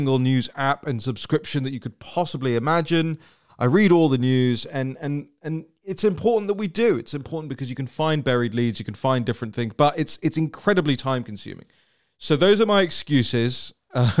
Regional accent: England, United Kingdom; now in Washington, D.C., United States; I'm so English

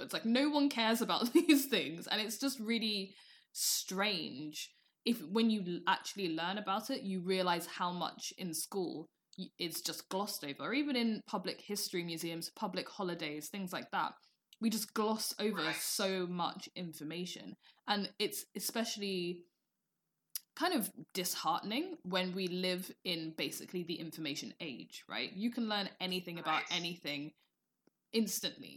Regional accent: United Kingdom; as a Brit

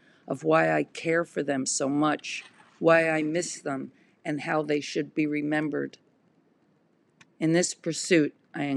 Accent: United States; I am an American artist

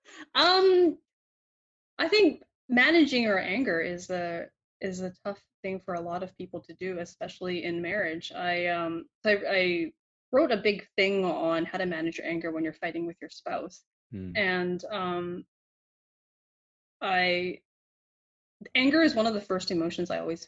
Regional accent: Vancouver, British Columbia, Canada; growing up in Vancouver

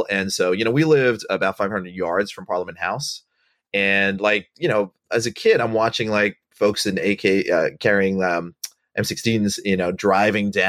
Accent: Botswana; also born or lived in Sri Lanka; I, my family's from Sri Lanka, uh, and I was born there, and I left when I was uh, two years old. And we grew up in Bot. I grew up in Botswana

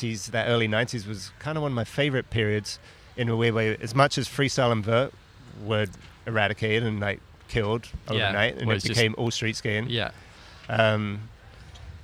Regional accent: Brighton, South East England, United Kingdom; moved away; I came from Brighton

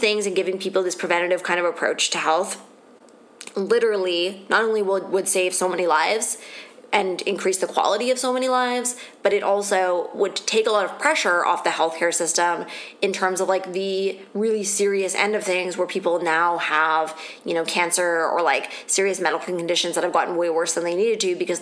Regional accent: Ontario, Canada; it's also getting bad in Ontario where I'm from.

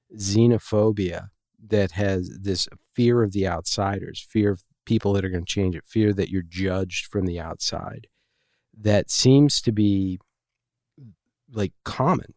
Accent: Washington, District of Columbia, United States; moved away; I grew up in Washington, D C

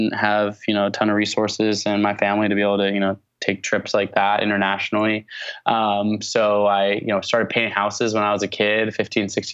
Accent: Portland, Oregon, United States; also born or lived in Olympia, Washington; I grew up in the Pacific Northwest, was born on a hippie commune in Olympia, Washington, but moved to Portland, Oregon when I was about 9 months old. So I consider Portland, Oregon to be my hometown

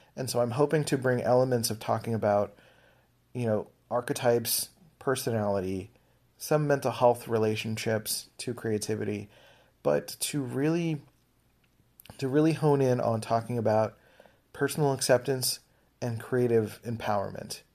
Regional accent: Philadelphia, Pennsylvania, United States; I grew up in Philadelphia.

